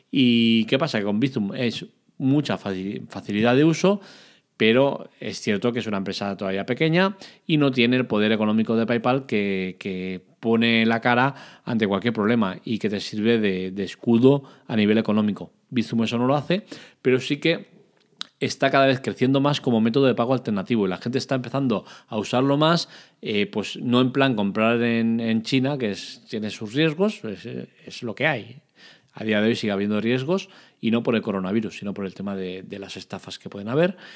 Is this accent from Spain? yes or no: yes; Catalonia, Spain; Para eso soy catalán y soy de puño agarrado.